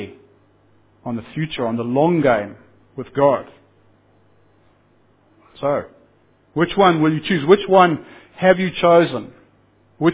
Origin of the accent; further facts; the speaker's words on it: Zimbabwe; I come from Zimbabwe